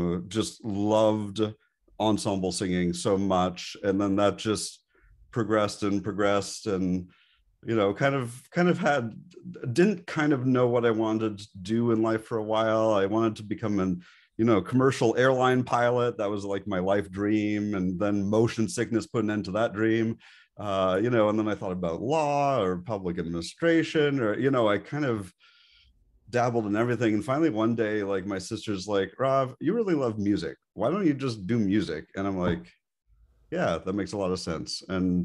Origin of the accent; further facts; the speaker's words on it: Montreal, Quebec, Canada; And I grew up in Montreal, Canada. And there is, everybody lives, breathes, and dies hockey there.